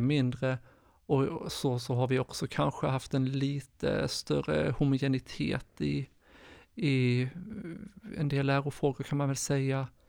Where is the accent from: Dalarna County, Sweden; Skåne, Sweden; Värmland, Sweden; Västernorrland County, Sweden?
Skåne, Sweden; moved away as an adult; now in Stockholm, Sweden; Jag är född och uppvuxen i Skåne men bor sedan snart tio år tillbaka i Stockholm